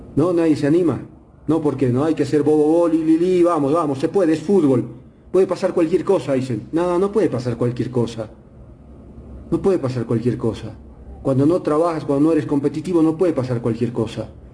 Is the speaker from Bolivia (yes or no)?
yes; Bolivia; soy boliviano, porque nací acá